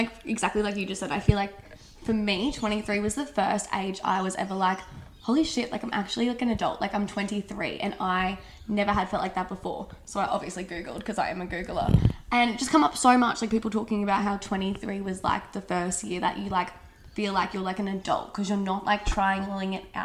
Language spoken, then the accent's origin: English; Bundaberg, Queensland, Australia; we're from Bundaberg.